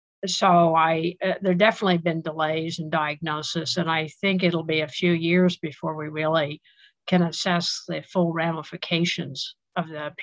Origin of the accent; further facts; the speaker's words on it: Manhattan, New York, United States; True. I'm one of the few natives.